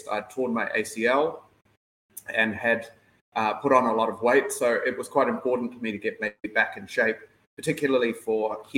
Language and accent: English; New Zealand; now in Thailand; Uh, I grew up in New Zealand, um, but my mother uh, grew up here in Thailand when she was very young.